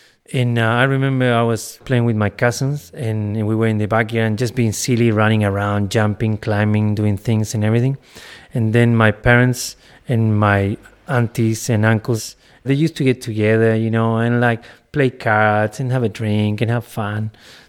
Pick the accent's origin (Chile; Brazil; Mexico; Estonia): Chile; English is a second language; Where are you from? Ah, yeah, I'm from Chile.